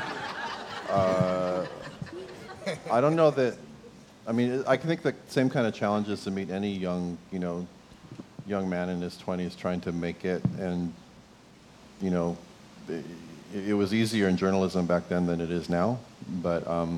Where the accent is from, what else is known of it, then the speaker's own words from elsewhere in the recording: Kailua, Hawaii, United States; moved away; I grew up in Kailua on Oahu